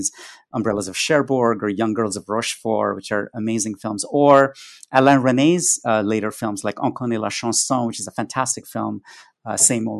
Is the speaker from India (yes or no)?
yes; India; growing up in India